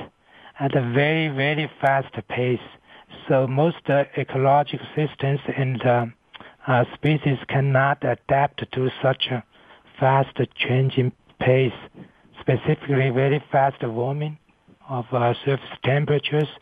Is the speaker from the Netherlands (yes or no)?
no; China; moved away as an adult; also born or lived in United States; now in Colorado, United States; I come to United States from China in 1990 to study atmospheric science at Columbia University